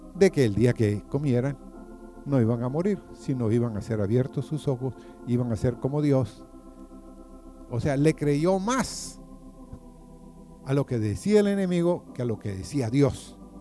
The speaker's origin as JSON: {"language": "Spanish", "country": "Guatemala", "moved": "yes", "said": "En mi país, o allá en Guatemala, porque este es mi país"}